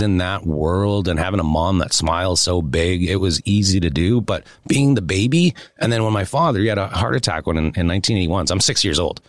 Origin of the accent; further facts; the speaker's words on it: Saskatoon, Saskatchewan, Canada; moved away; also born or lived in Beverly Hills; I think being raised, born and raised in Saskatoon, Saskatchewan